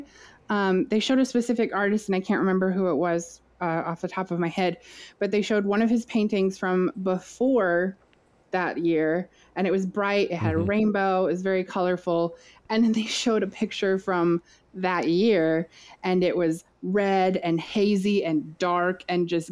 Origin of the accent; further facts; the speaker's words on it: Midwest, United States; you and I grew up in the Midwest